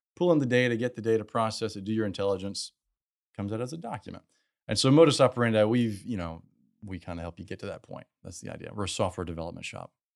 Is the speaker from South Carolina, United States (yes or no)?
yes; South Carolina, United States; also born or lived in California; now in Houston, United States; I'm from South Carolina